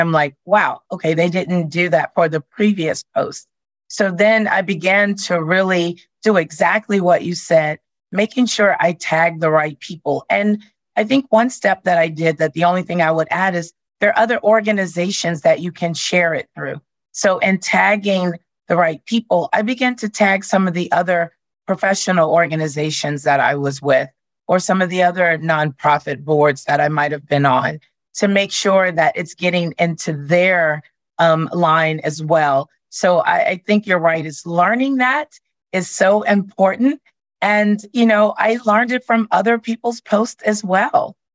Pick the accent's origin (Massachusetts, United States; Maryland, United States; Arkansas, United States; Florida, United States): Arkansas, United States; I'm from Arkansas and I was raised